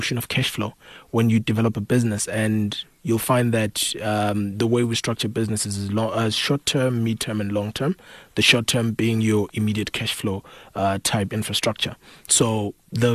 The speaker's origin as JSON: {"language": "English", "region": "Bulawayo", "country": "Zimbabwe", "tie": "born or raised there", "said": "I was born and raised in Zimbabwe, Bulawayo."}